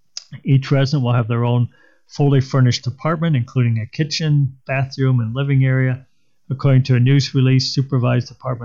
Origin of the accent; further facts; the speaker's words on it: Rockford, Illinois, United States; also born or lived in Waterloo; now in Des Moines, United States; I love Des Moines. I'm not from here. I'm from Rockford, Illinois originally. Then I was in Waterloo for most of my adulthood and then moved to Des Moines about 8 years ago.